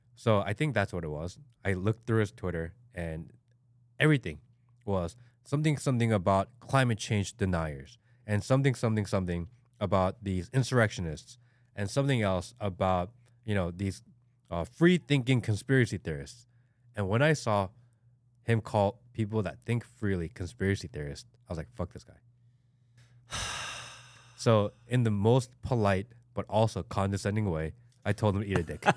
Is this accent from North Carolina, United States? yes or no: no; Hawaii, United States; now in Georgia, United States; not like I live in Hawaii, but like I'm from Hawaii. My family's from Hawaii.